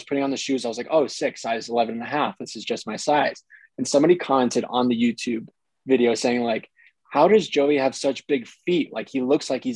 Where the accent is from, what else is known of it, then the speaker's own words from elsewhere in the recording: San Mateo, California, United States; I grew up in San Mateo, which is about 30 minutes north.